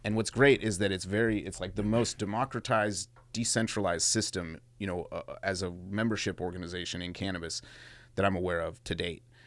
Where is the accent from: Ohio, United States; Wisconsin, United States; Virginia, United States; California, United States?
California, United States; Mendocino; cats I grew up with in Mendo